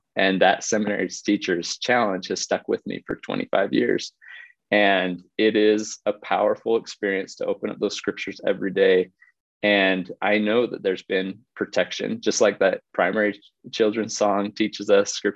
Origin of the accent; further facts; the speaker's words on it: Utah, United States; also born or lived in South Bend, Indiana / Washington, D.C.; We were raised here in Utah